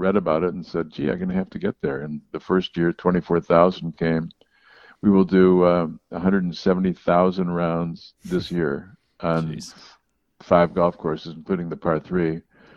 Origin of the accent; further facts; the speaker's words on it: Buffalo, New York, United States; moved away; also born or lived in Chicago; I was born in Buffalo, then Chicago